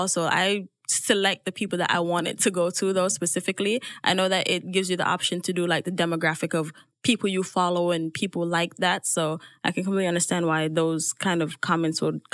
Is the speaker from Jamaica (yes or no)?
yes; Jamaica; moved away; growing up in Jamaica if I never left